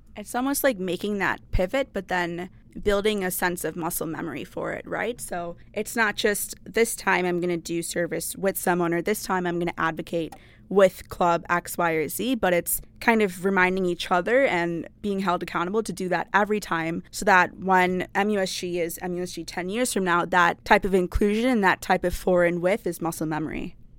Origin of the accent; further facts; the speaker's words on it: Brookfield, Wisconsin, United States; I'm from Brookfield, Wisconsin.